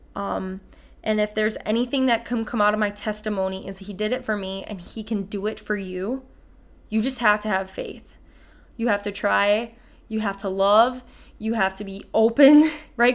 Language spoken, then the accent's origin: English; Ramsey, Minnesota, United States; from Ramsey, Minnesota